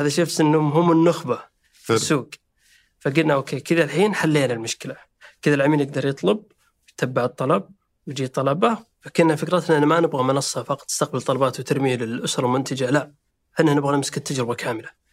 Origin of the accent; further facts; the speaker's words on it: Saudi Arabia; احنا شباب سعودي